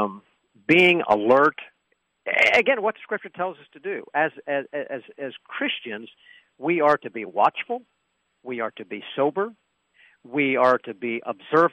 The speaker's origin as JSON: {"language": "English", "region": "Pennsylvania", "country": "United States", "said": "Here in Pennsylvania, my home state"}